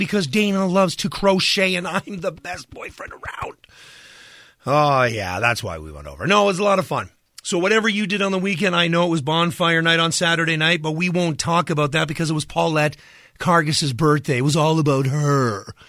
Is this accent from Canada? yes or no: yes; Canada; As a Canadian, I'm allowed to complain because that's, you know, what we get all the time.